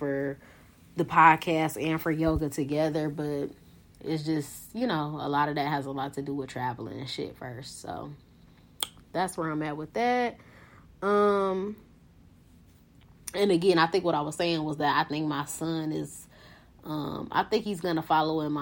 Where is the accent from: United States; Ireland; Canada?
United States; Detroit, Michigan; be in my hometown, be in the heart of Detroit